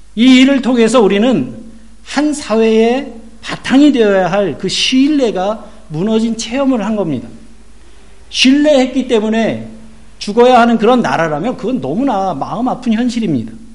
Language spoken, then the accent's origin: Korean; South Korea; now in Germany; 저는 한국의 목회자의 한 사람으로서